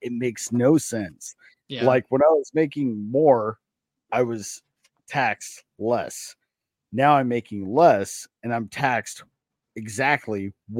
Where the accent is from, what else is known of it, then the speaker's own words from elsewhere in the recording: Springdale, Arkansas, United States; I was born in Springdale, Arkansas.